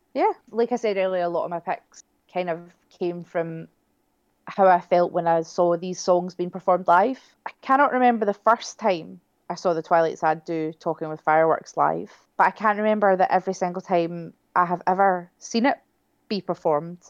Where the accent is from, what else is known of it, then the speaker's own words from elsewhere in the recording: near Kilsyth, Scotland, United Kingdom; I grew up not far from where they're from